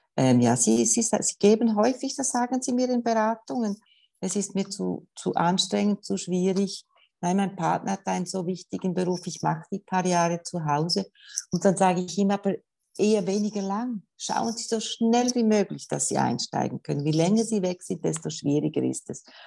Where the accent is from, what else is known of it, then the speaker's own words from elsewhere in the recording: Switzerland; bei uns in der Schweiz